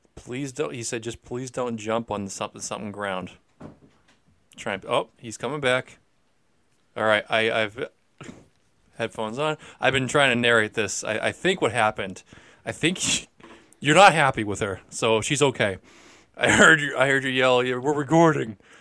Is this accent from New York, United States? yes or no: no; Peabody, Massachusetts, United States; being from Peabody